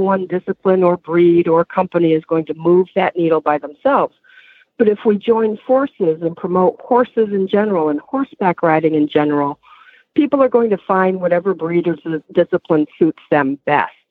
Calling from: Massachusetts, United States; Uh, Massachusetts, Western Massachusetts.

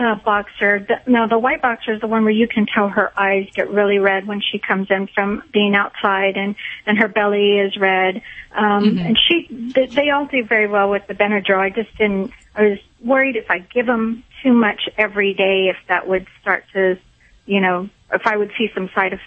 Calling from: San Antonio, Texas, United States; San Antonio, Texas.

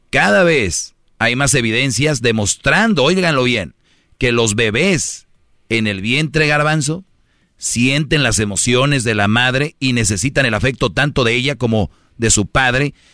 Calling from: San Nicolás de los Garza, Nuevo León, Mexico; Yo vengo a decirles, oigan, vengo desde San Nicolás de los Garza a una radio nacional a decirles, estamos mal.

